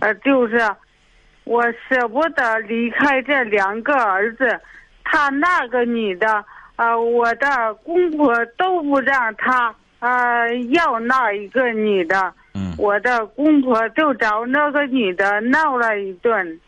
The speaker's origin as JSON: {"language": "Chinese", "town": "Jinzhou", "region": "Hebei", "country": "China", "tie": "born or raised there", "said": "我是，呃，呃，石家庄晋州，杨家市晋州的"}